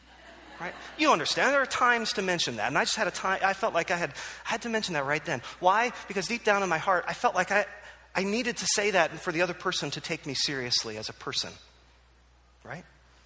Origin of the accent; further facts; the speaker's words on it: Philadelphia, Pennsylvania, United States; My love for Philadelphia sports is undimmed. I grew up in Philadelphia. I love Philadelphia.